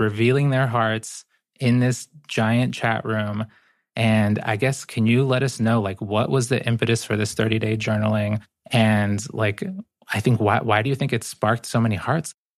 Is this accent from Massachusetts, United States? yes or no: yes; Boston, Massachusetts, United States; born or raised there; English is a second language; also born or lived in Guayaquil, Ecuador